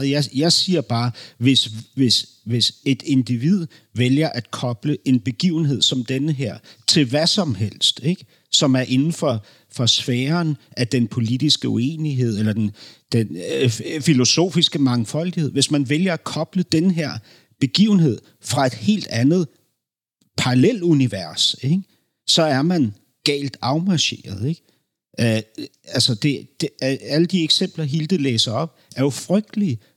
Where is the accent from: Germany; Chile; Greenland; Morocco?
Germany; Berlin; Danish is a second language; moved away; jeg voksede op i Berlin i 70 talet i 70-talet, 70'erne.